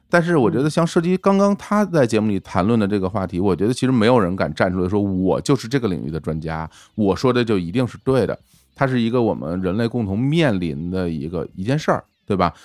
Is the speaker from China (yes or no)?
yes; Beijing, China; accent: heavy Beijing accent; 我们就是北京口音很重一点儿